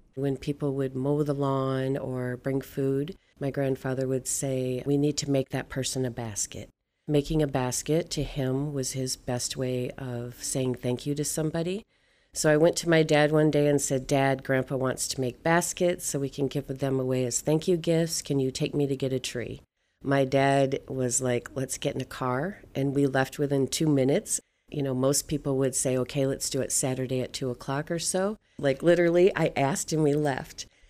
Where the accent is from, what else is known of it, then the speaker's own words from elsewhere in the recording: Michigan, United States; I am Anishinaabe from Michigan